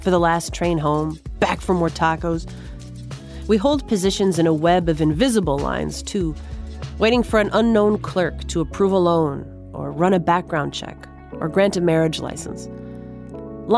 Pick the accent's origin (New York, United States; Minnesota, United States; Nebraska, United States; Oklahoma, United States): Minnesota, United States; my home state's team, the Minnesota Vikings